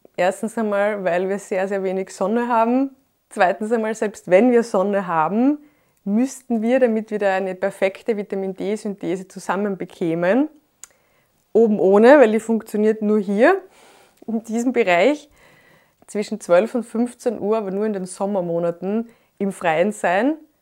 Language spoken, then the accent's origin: German; Graz, Styria, Austria; Ich bin neunzehnhundertachtundachtzig in Graz geboren